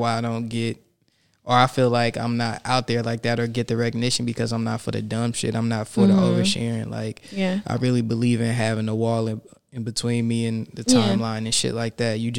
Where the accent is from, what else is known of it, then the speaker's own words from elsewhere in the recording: Los Angeles, California, United States; also born or lived in Inglewood, California / Fresno, California / Mid-City, Los Angeles; I'm a South Central nigga